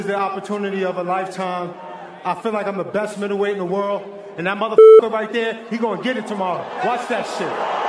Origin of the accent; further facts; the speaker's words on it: New York City, New York, United States; I'm from Brownsville.